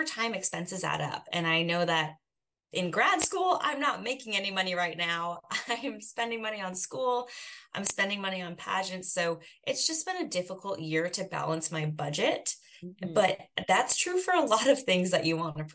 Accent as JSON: {"language": "English", "town": "Boise", "region": "Idaho", "country": "United States", "tie": "born or raised there", "said": "I grew up in Boise, Idaho"}